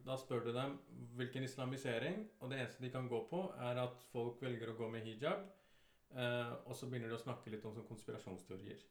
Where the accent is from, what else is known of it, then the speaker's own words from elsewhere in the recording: Oslo, Norway; å være fra 'Tante Ulrikkes vei'